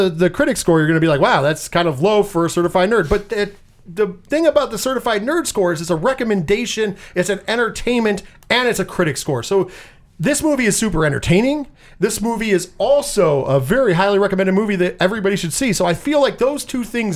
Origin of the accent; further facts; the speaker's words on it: Scotland, United Kingdom; I am Scottish